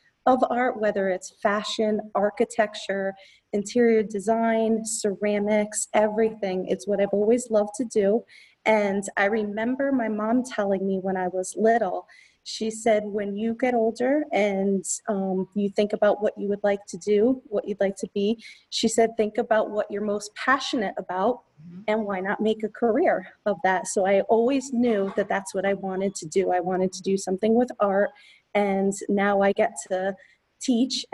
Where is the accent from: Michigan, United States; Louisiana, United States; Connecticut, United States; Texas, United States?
Connecticut, United States; East Haven; also born or lived in Wallingford, Connecticut; I grew up here in Connecticut, and I'm originally from East Haven, but I live in Wallingford now, so I'm close